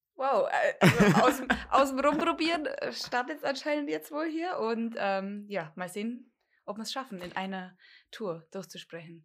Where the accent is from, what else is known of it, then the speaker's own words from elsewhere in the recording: Dillingen an der Donau, Bavaria, Germany; ich komme hier ziemlich von der Pampa, äh, Dillingen-Donau. Da lebe ich eigentlich immer schon.